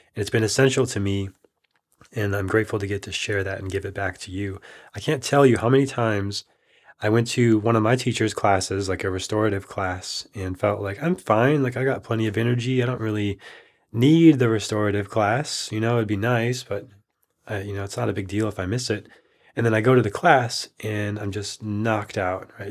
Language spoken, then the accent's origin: English; Minnesota, United States; now in Austin, United States; I'm from Minnesota, where it got extremely cold